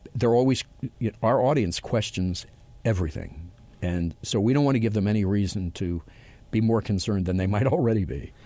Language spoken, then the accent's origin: English; Los Angeles, California, United States; my hometown of Los Angeles